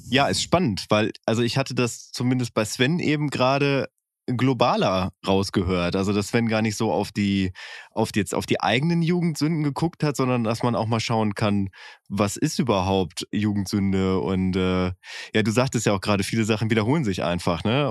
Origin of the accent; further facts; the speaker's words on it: Bielefeld, North Rhine-Westphalia, Germany; bin ich auch im Stadtteil von Bielefeld groß